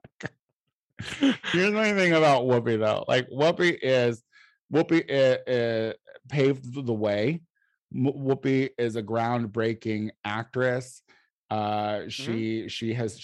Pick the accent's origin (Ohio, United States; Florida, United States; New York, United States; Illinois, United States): Illinois, United States; I'm from Illinois